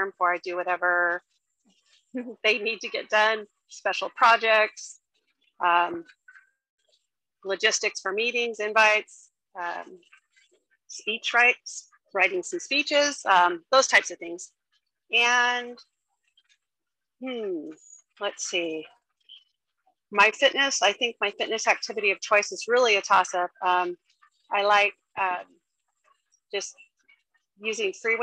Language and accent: English; Sacramento, California, United States; I'm from Sacramento, California.